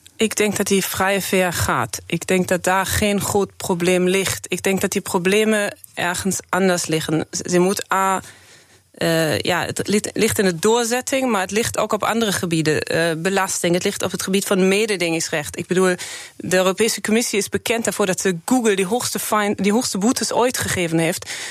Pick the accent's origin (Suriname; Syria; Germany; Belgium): Germany; Dutch is a second language; moved away as an adult; now in Netherlands; Ik ben geboren in Duitsland